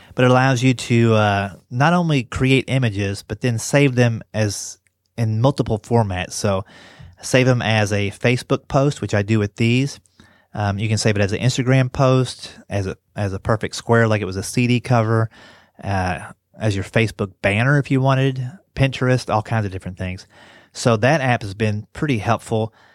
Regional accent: Kentucky, United States; moved away; also born or lived in West Virginia; I grew up in Kentucky and went to school in West Virginia

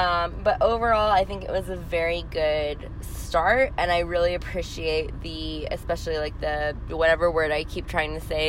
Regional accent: New Mexico, United States; I'm just from New Mexico, two states over.

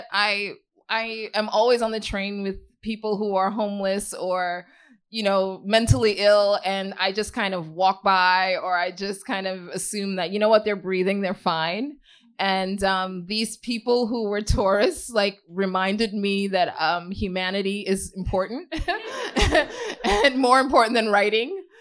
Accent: Ghana; also born or lived in Queens, United States; I'm from originally Ghana, and um, I grew up in Ghana, um, which is partially what my book is inspired by Powder Necklace. Um, I grew up in Ghana. My parents sent me there from Queens um, at age 12

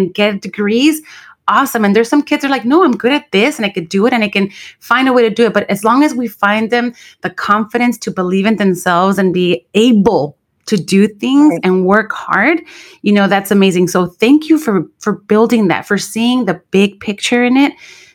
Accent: Los Angeles, California, United States; also born or lived in Santa Barbara; I grew up in Watts. I was born in East LA. Bought a house for the family. We moved to Watts in the early 80s

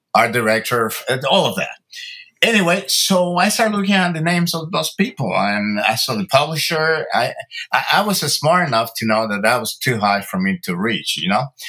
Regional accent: Santo Domingo, Dominican Republic; now in Los Angeles, United States; I was born in Santo Domingo, Dominican Republic, uh, of Cuban and Italian

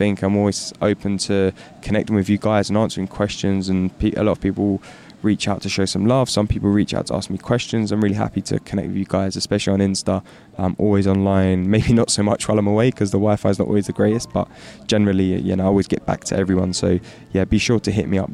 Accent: London, United Kingdom; growing up in London

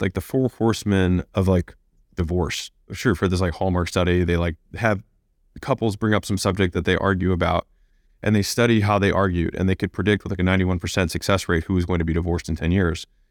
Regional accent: United States; I was born in America

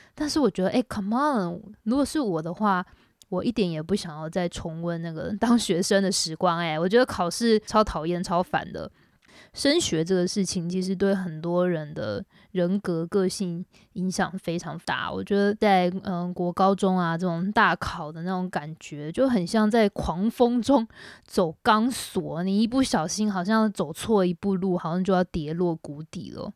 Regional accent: Taiwan; moved away as an adult; now in Shanghai, China; 我是台湾人

